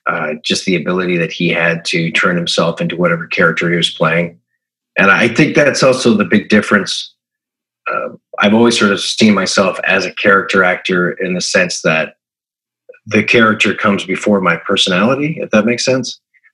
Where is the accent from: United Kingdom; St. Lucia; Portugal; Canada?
Canada; Toronto, Ontario; also born or lived in Yukon / Stratford, Ontario / Long Island, United States; I grew up in Toronto, Canada. We traveled a lot. My mother's an actress. So I went to 8 different schools before junior high. And so it was Toronto. It was the Yukon. It was Stratford, Ontario. It was Long Island, New York.